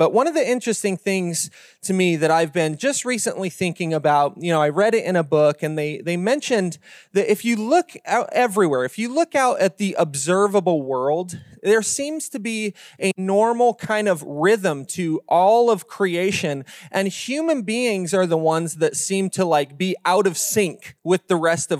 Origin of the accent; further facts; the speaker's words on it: Utah, United States; now in Las Vegas, United States; I'm new to Las Vegas. I don't think we have four seasons here. I'm from Northern Utah where we get real four seasons, right?